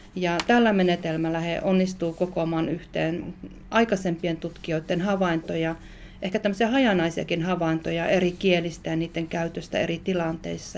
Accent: Varkaus, North Savo, Finland; moved away; also born or lived in Joensuu / Savonlinna / Turku; olen alun perin kotoisin Itä-Suomesta, tarkalleen ottaen Varkaudesta

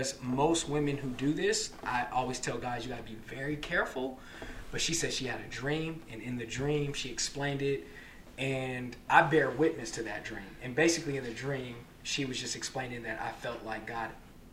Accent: Bay Area, California, United States; now in Sacramento, United States; I'm originally from the Bay Area

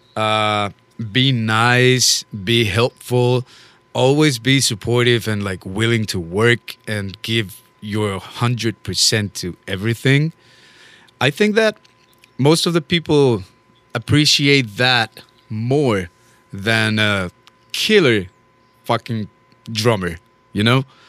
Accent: Bogota, Colombia; now in New Orleans, United States; I am originally from Bogota, Colombia

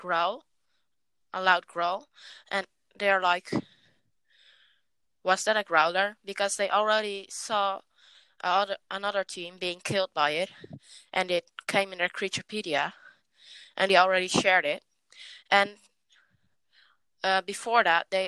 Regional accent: Netherlands; I am from the Netherlands as well

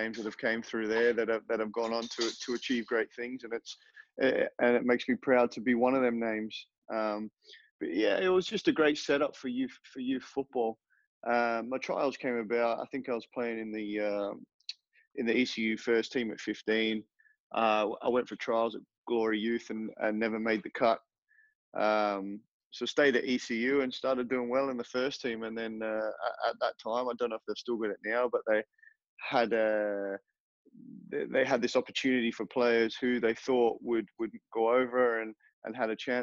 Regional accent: Australia; also born or lived in Middlesbrough, England; now in Saudi Arabia; I am Australian

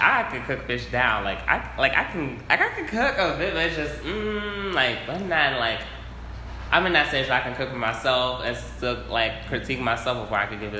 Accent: St. Louis, Missouri, United States; I'm from St. Louis. Everybody's from Mississippi.

